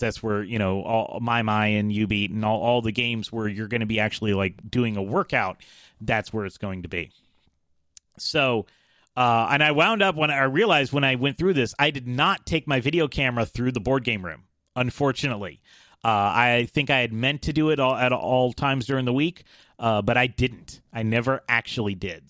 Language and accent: English; Atlanta, Georgia, United States; I'm from Atlanta